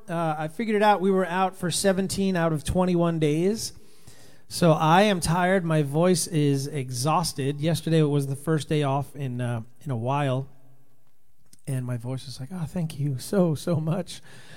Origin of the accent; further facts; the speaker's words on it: Rhode Island, United States; I was born in Rhode Island